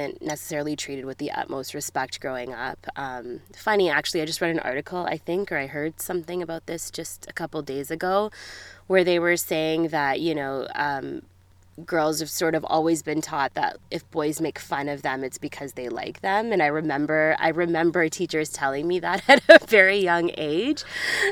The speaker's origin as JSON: {"language": "English", "town": "Edmonton", "region": "Alberta", "country": "Canada", "tie": "born or raised there", "also_born_or_lived": "Australia", "said": "I grew up in Edmonton. Yeah, born and raised here."}